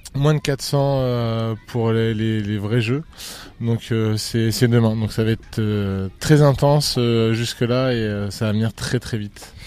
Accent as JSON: {"language": "French", "town": "L'Aigle", "region": "Normandy", "country": "France", "said": "je suis originaire de l'Aigle."}